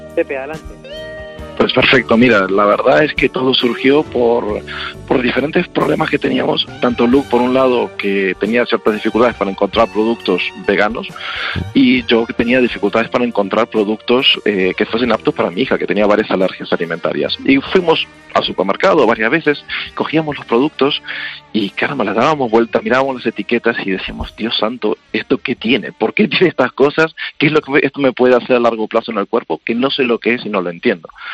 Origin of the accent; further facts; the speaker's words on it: Argentina; Yo soy argentino